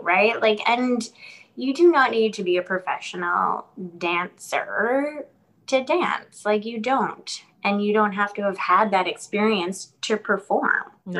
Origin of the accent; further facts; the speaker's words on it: New York, United States; moved away; I'm from New York originally